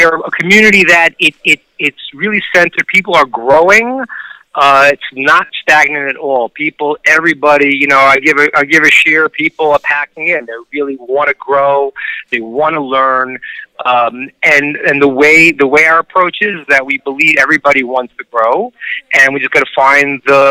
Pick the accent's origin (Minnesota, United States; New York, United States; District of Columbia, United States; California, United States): New York, United States; now in Atlanta, United States; I'm from New York originally